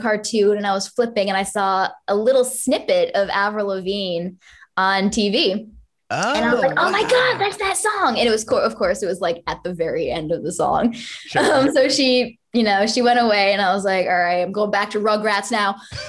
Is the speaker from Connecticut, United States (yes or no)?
yes; Connecticut, United States; now in Los Angeles, United States; Connecticut was actually really good. I think when I lived in Connecticut, I actually played more live shows than I ever did anywhere else.